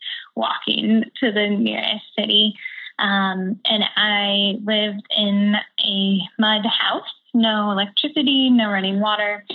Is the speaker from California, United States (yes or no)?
yes; San Francisco Bay Area, California, United States; I hail from the San Francisco Bay Area